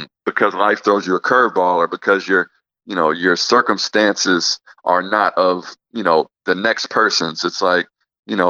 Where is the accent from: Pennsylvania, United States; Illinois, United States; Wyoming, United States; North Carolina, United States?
Illinois, United States; Peoria; moved away; my hometown specifically in Peoria, to go back to Peoria every summer